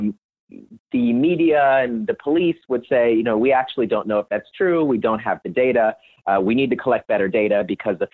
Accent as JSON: {"language": "English", "town": "Orlando", "region": "Florida", "country": "United States", "tie": "born or raised there", "said": "Growing up in Orlando, Florida"}